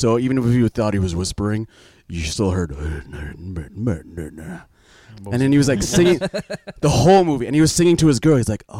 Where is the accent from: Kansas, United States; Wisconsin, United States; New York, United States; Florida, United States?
New York, United States; Commack; I'm from Comac.